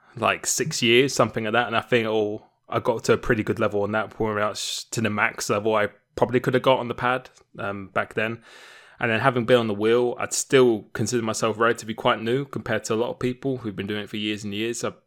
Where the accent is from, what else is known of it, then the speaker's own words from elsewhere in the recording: Romford, London, United Kingdom; moved away; I used to live in Essex. Uh, I was born in Romford